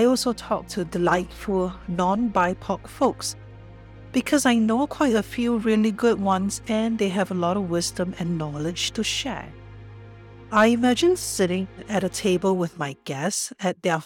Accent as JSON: {"language": "English", "country": "Singapore", "tie": "born or raised there", "also_born_or_lived": "Australia / Japan / Los Angeles", "moved": "yes", "lives_now": "Canada", "said": "My ancestors were from China, and I was born in Singapore. I am a first-generation immigrant to Canada."}